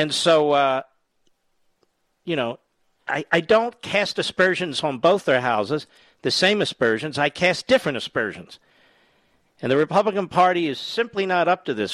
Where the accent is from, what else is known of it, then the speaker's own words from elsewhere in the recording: Philadelphia, Pennsylvania, United States; Philadelphia, Pennsylvania, the great WPHT. My hometown